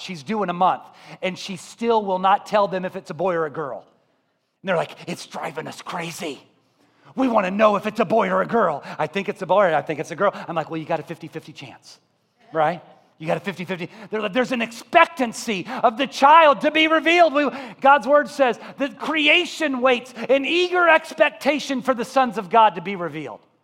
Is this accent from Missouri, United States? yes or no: yes; Columbia, Missouri, United States; I was brought up in Columbia, Missouri.